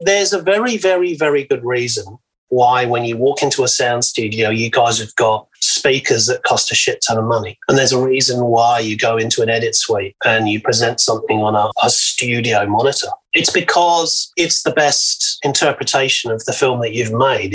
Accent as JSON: {"language": "English", "region": "England", "country": "United Kingdom", "moved": "yes", "lives_now": "Australia", "said": "being English, came out of the Thatcher years in the UK"}